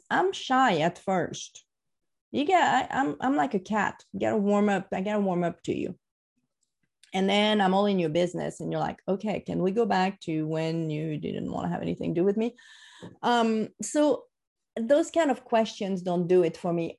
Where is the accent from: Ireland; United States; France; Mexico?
France; moved away; i'm french what else do you want to know right i grew up in france